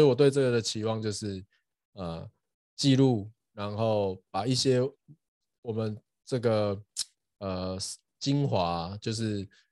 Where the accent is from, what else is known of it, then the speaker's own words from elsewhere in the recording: Douliu, Yunlin County, Taiwan; moved away as an adult; also born or lived in Hsinchu, Taiwan / United States; 我斗六长大了，然后在交大念书这样，然后后来有去美国，呃，念博士